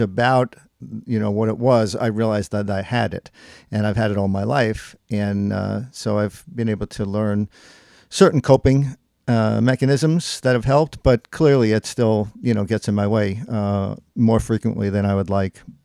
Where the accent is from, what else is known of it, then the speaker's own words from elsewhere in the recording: Long Island, New York, United States; now in Gettysburg, United States; I was born and raised on Long Island, New York, and we have been living in Gettysburg for, uh, since nineteen eighty-seven